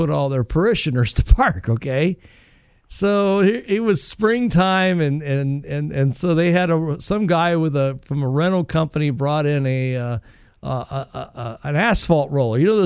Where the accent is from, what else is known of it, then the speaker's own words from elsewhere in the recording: Northwest Ohio, United States; as a kid growing up in Northwest Ohio